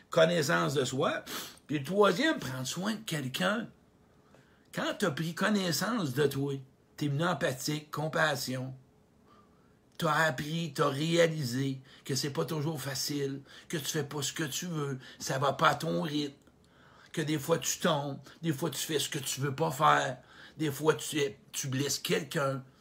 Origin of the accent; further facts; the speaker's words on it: Quebec, Canada; un gars de la Beauce, écoute, je viens de la Beauce, j'en ai des frissons quand je vois un gars de la Beauce.